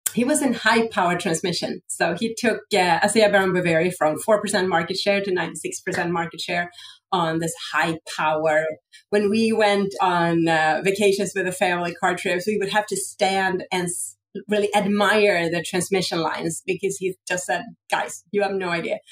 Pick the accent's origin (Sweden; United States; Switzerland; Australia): Sweden; I grew up in Sweden